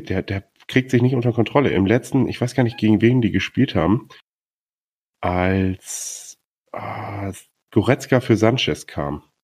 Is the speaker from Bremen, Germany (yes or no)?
yes; Bremen, Germany; einer Dortmund-Fan, ich als Bremer und ein Bayern-Fan.